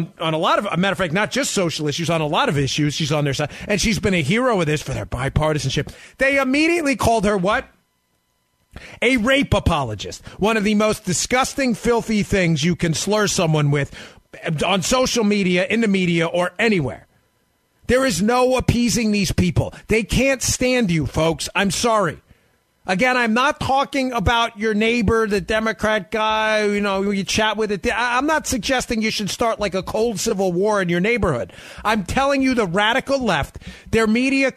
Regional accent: Boston, Massachusetts, United States; I'm from Boston

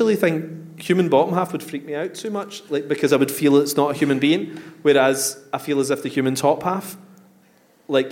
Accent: Coatbridge, Scotland, United Kingdom; born or raised there

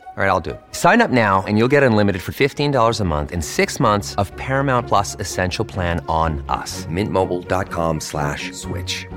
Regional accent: Puerto Vallarta, Jalisco, Mexico; moved away; also born or lived in Playa del Carmen; soy de Puerto Vallarta

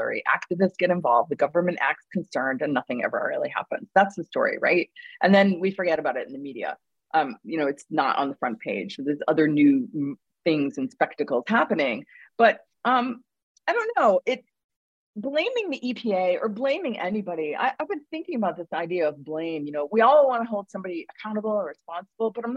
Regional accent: Mexico, Maine, United States; places in my hometown that are a lot more unspecial and unspectacled

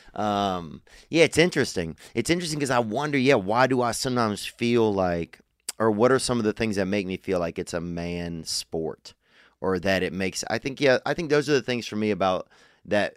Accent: Louisiana, United States; I'm from Louisiana

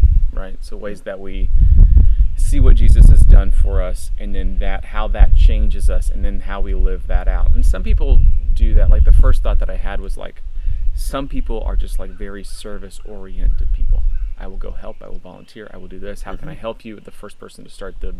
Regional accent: Florida, United States; growing up in Florida

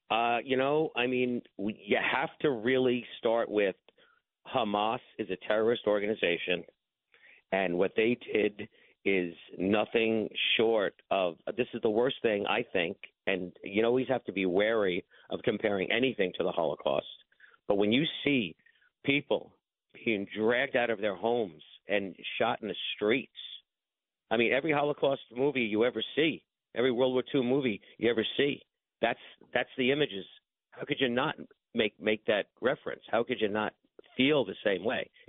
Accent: Bay Ridge, New York, United States; I grew up in Bay Ridge. So, so this is my home, my home for what 61 years now.

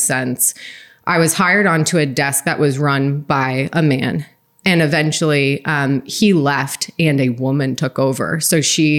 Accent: East Coast, United States; I grew up on the East Coast

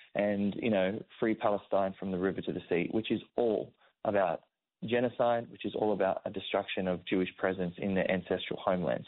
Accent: Sydney, New South Wales, Australia; my own community that I grew up around in Sydney

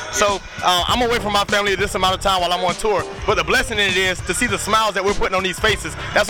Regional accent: Westchester, New York, United States; Yeah. I'm from Westchester, New York.

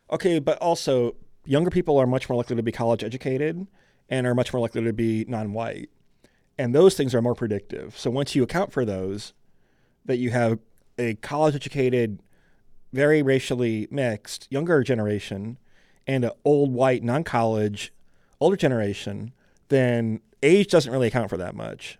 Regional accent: Michigan, United States; I grew up in Michigan

